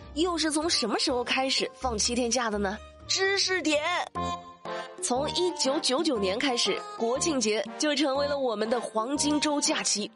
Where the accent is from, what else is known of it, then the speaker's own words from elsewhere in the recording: China; 我们也都为我们是中国人感到骄傲